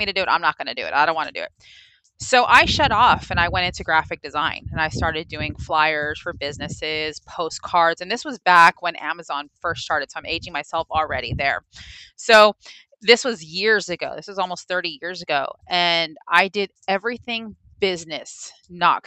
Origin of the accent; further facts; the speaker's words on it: Los Angeles, California, United States; moved away as an adult; now in Houston, United States; Originally from Los Angeles, but a Southern girl at heart